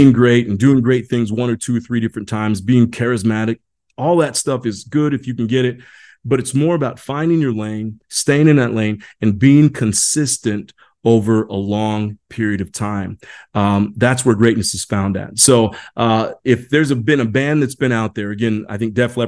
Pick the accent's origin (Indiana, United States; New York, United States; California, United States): Indiana, United States; moved away; I grew up back in Indiana.